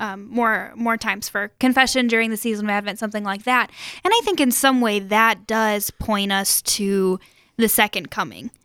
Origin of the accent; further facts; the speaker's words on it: Sioux Falls, South Dakota, United States; I'm from Sioux Falls originally